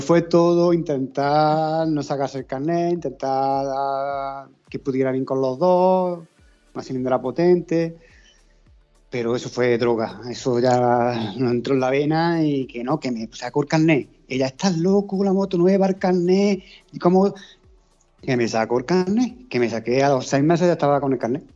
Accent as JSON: {"language": "Spanish", "area": "Córdoba", "region": "Andalusia", "country": "Spain", "said": "nosotros somos de aquí de Córdoba, de un pueblecito"}